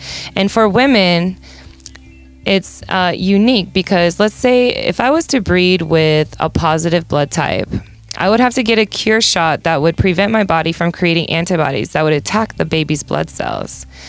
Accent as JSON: {"language": "English", "town": "Omaha", "region": "Nebraska", "country": "United States", "tie": "born or raised there", "also_born_or_lived": "Denver, Colorado", "moved": "as an adult", "lives_now": "Las Vegas, United States", "said": "I grew up in Nebraska. I know what you're all thinking. Wow, Omaha to Vegas, what a 180 turn that was."}